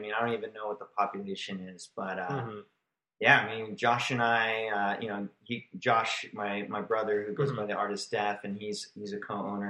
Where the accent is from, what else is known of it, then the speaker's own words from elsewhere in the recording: Grand Terrace, California, United States; also born or lived in Long Beach, California; I was born in Long Beach. Oh, okay. And My parents moved to a city called Grand Terrace, which was pretty much just all orange groves, and it just it connected with Riverside, California.